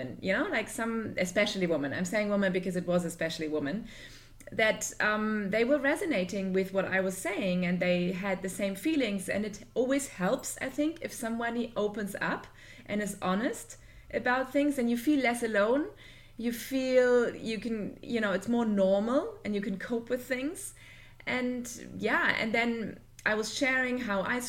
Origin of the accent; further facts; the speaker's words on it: Germany; now in Dubai, United Arab Emirates; I'm originally from Germany, but I live in Dubai with my family